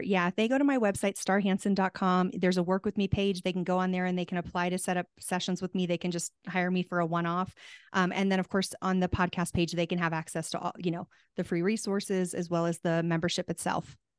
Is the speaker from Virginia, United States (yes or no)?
no; Tucson, Arizona, United States; moved away; I'm from Tucson originally, and we have the Gem and Mineral Show there